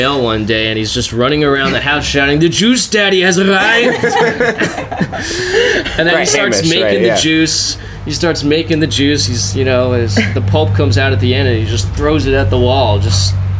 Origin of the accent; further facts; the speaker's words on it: New Jersey, United States; moved away as an adult; also born or lived in Boston; I grew up right outside of New York City in North Jersey, and like, there's no bluegrass music there.